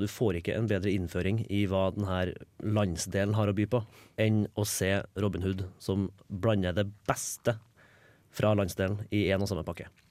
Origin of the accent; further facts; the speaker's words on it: Trondheim, Trøndelag, Norway; also born or lived in Denmark / Oslo; Jeg er jo fra Trondheim